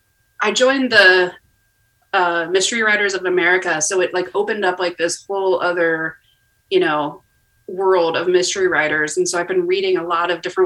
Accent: Ohio, United States; moved away as an adult; also born or lived in Indiana / Texas; Yeah, I am from Ohio. I left Ohio to, I did my undergraduate in Indiana, and then I lived in Texas for a while when I was doing like my graduate work, and then I ended up coming back to Ohio.

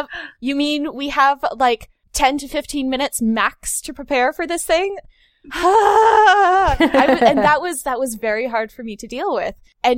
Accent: Florida, United States; moved away as an adult; also born or lived in Missouri; I grew up in Florida.

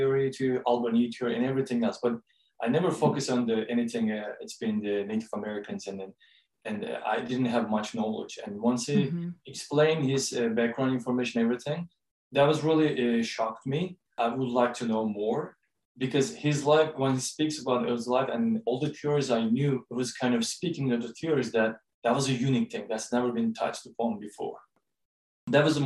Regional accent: Istanbul, Turkey; English is a second language; moved away as an adult; now in Odessa, United States; I am from Turkey. I was grown and raised in Istanbul.

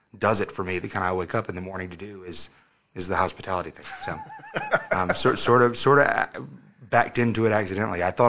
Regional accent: Aiken, South Carolina, United States; also born or lived in St. Petersburg, Florida / Augusta, Georgia / Auburn, Alabama; we moved to Aiken when I was, you know, into fifth grade.

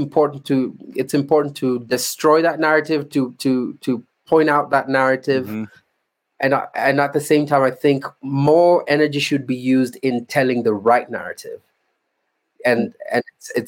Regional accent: Kenya; I'm a Kenyan.

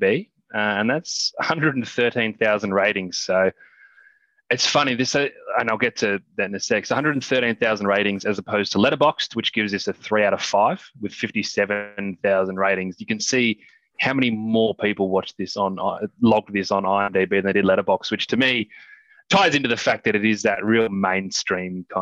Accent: Australia; as an Australian

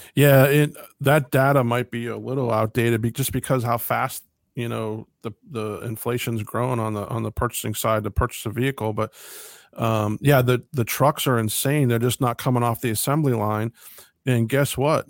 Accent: United States

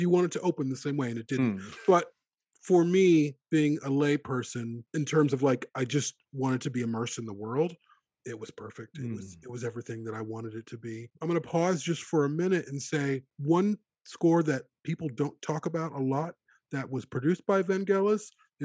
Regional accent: Chicago, Illinois, United States; moved away as an adult; growing up in Chicago

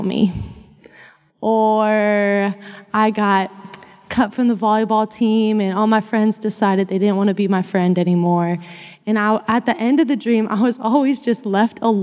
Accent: Missouri, United States; moved away as an adult; now in Fort Worth, United States; I grew up in Missouri

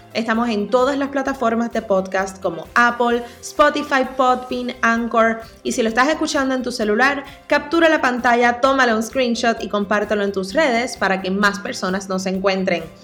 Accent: Coamo, Puerto Rico; also born or lived in San Juan; en Coamo, en ese es mi pueblo, donde siempre soñé con abrir algún tipo de negocio algún día, siguiéndole los pasos a mis padres, que son mi mayor ejemplo, orgullosísima de donde soy

